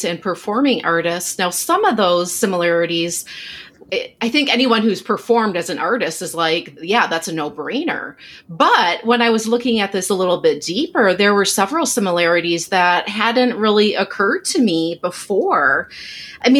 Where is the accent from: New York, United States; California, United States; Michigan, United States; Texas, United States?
Michigan, United States; my home state of Michigan